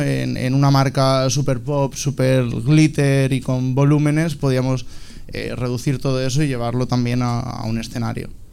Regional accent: Alicante, Valencian Community, Spain; moved away; also born or lived in Barcelona; soy alicantino, tengo 27 años, eh, vine a Barcelona a estudiar moda

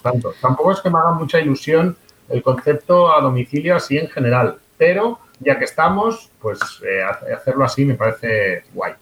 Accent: Catalonia, Spain; born or raised there

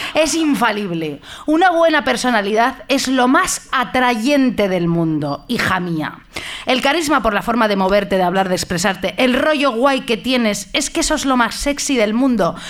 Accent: Madrid, Community of Madrid, Spain; soy de Madrid yo

